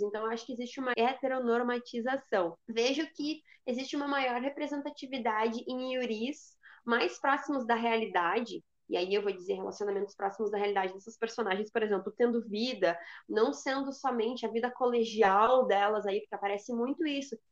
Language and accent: Portuguese; coast of Rio Grande do Sul, Brazil; eu sou do litoral do Rio Grande do Sul